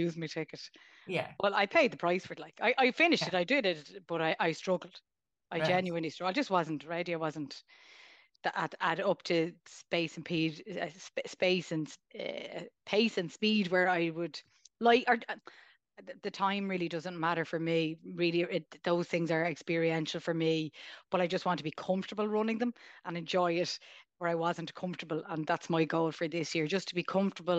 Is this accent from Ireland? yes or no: yes; Dublin, Leinster, Ireland; I'm from Dublin